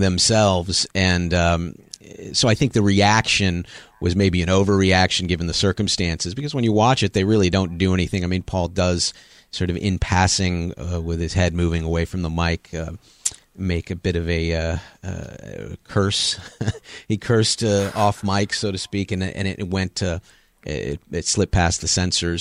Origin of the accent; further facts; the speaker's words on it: Los Angeles, California, United States; also born or lived in Chicago / Seattle; now in Memphis, United States; I grew up on the West Coast in Los Angeles